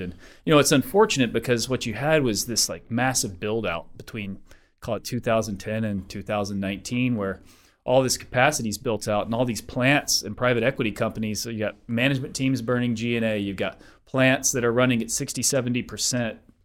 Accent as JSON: {"language": "English", "town": "Denver", "region": "Colorado", "country": "United States", "said": "I'm from Denver."}